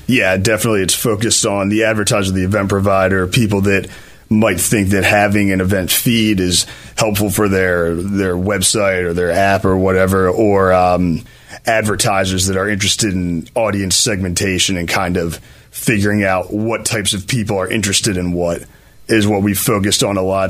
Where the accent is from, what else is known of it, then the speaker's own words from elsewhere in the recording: Philadelphia, Pennsylvania, United States; I grew up in Chestnut Hill, uh, right in Philly